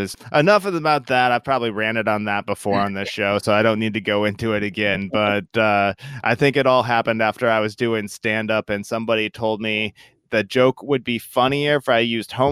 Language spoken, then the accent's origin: English; Iowa, United States; I'm from Iowa, which is right next door